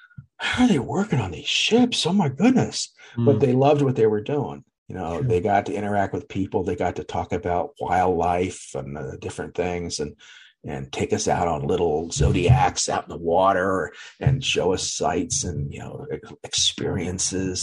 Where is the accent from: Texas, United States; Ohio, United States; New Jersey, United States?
New Jersey, United States; Atlantic City; I grew up in Atlantic City